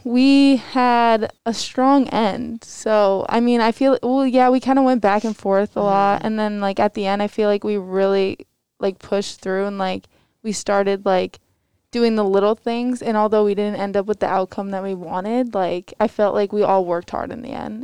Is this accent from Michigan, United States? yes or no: no; Cheshire, Connecticut, United States; I'm from Cheshire High School.